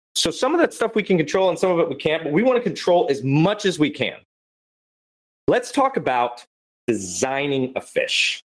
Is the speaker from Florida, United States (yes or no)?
yes; Florida, United States; I'm also from Florida for everyone who doesn't know, and I'm a Florida man